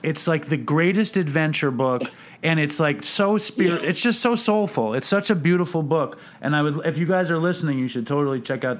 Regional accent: New York, United States; I'm a Jew from New York that works in a deli

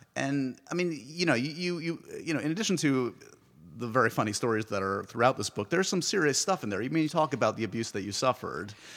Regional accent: New York, United States; I grew up in New York.

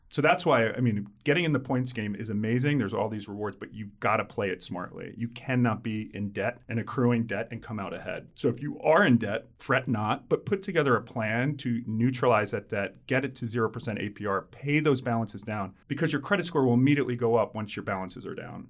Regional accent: outside of Philadelphia, Pennsylvania, United States; I grew up outside of Philly

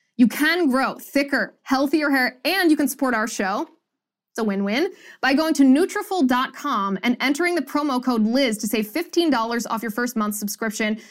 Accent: Cincinnati, Ohio, United States; In my hometown of Cincinnati

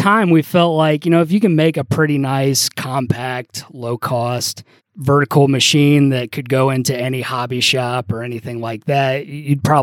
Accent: Cincinnati, Ohio, United States; I'm from Cincinnati

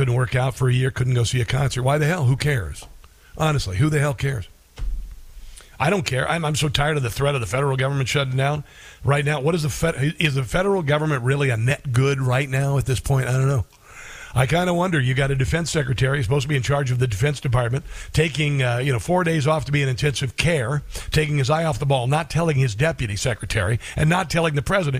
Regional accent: Iowa, United States; I'm from Iowa.

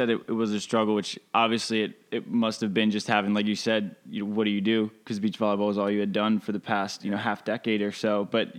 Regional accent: East Coast, United States; now in California, United States; I grew up on the East Coast. I was a journalism major in college before popping over to California because, frankly, I hate the snow.

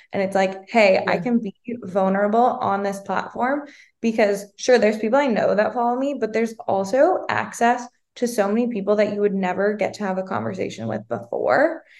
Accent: Minnesota, United States; moved away as an adult; also born or lived in Arizona; I'm originally from Minnesota

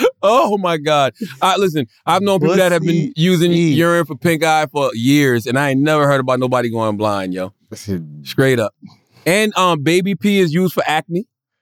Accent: Philadelphia, Pennsylvania, United States; Yeah, I'm from Philly. Yeah, home of the thugs.

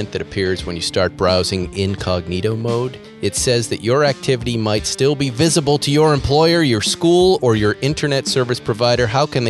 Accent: Boston, Massachusetts, United States; accent: Boston; My Boston accent seems to be coming back as I'm getting older

